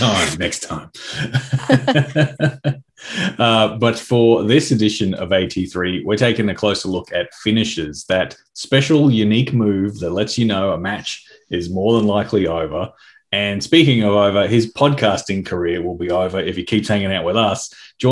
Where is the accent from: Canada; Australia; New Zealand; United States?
Australia; I'm joined by my fellow Aussies